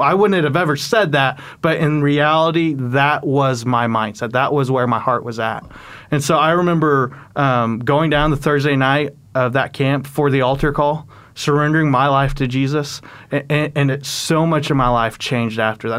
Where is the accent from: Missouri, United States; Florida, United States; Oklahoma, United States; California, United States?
Oklahoma, United States; also born or lived in South Korea / Texas; I grew up in Oklahoma, and so was able to make the migration back home.